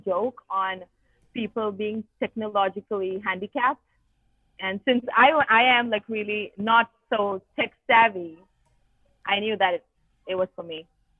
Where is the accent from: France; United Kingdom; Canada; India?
India; moved away as an adult; now in Israel; I'm a rare mixed breed of being Indian and Jewish. So I'm an Indian Jew from India who made Aliyah about less than a year. I made Aliyah in March 2020. And I am very happy to be in Israel right now